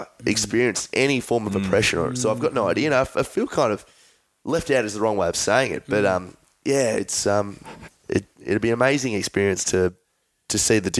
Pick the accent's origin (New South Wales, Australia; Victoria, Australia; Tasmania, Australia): Victoria, Australia; Melbourne; I was born in Melbourne and I've grown up in Melbourne my whole life